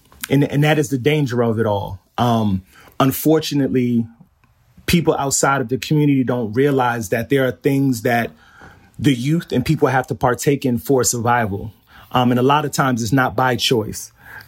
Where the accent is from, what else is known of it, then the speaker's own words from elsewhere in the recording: Flushing, New York, United States; But yes, I grew up in Flushing. I'm in Pominock Houses, and I attended PS 200 while I was there on Jewel Avenue.